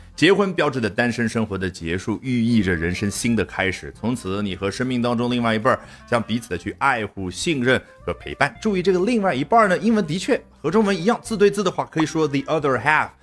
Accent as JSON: {"language": "Chinese", "country": "China", "said": "我们中国人"}